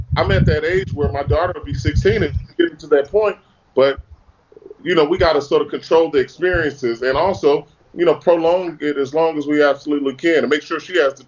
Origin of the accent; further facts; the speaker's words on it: Los Angeles, California, United States; all of us growing up in Los Angeles